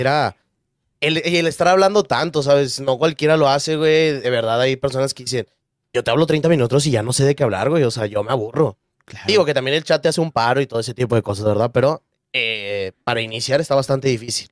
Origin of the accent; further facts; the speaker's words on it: Monterrey, Nuevo León, Mexico; soy de Monterrey, tengo 22 años